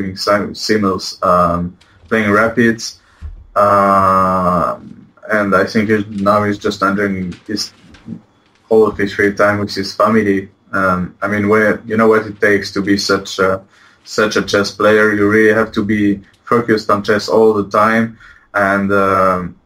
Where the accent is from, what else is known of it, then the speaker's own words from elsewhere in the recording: Poitiers, Nouvelle-Aquitaine, France; English is a second language; moved away as an adult; now in Barcelona, Spain; I'm from Poitiers